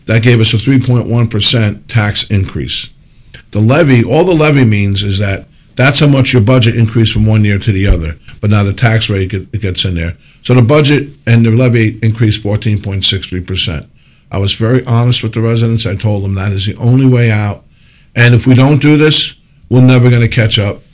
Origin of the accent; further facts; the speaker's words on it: Parsippany, New Jersey, United States; I grew up in Parsippany